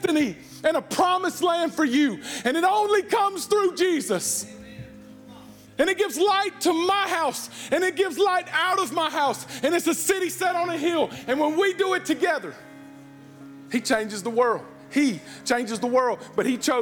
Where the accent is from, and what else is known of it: United States